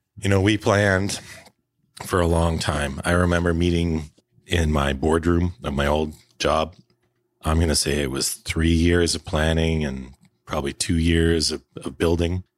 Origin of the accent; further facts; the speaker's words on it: Prince George, British Columbia, Canada; also born or lived in Alberta / Victoria / Vancouver; now in Prince Rupert, Canada; Well, I grew up in northern B C. I'm a Prince George, born and raised.